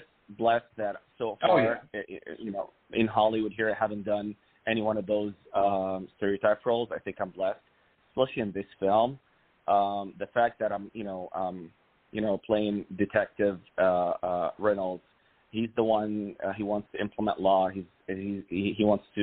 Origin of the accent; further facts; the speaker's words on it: Cairo, Cairo Governorate, Egypt; moved away; I'm actually originally from Egypt. Born and raised in Cairo.